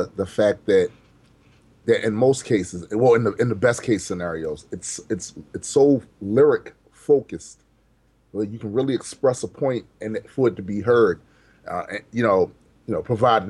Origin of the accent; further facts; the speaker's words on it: Baltimore, Maryland, United States; I was born and raised in Baltimore City, Maryland